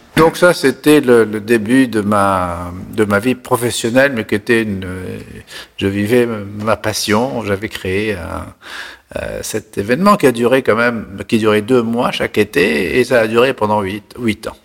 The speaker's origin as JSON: {"language": "French", "town": "La Marsa", "region": "Tunis Governorate", "country": "Tunisia", "tie": "born or raised there", "also_born_or_lived": "Paris", "moved": "as an adult", "said": "je suis né en Tunisie en 1947, dans une petite ville qui s'appelle La Marsa, qui est la banlieue de Tunis."}